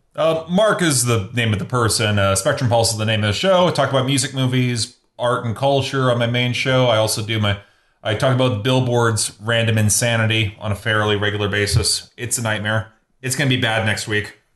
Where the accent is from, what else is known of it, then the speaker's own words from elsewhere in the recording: Canadian Midwest, Canada; even though I'm from the Midwest, I'm from the Canadian Midwest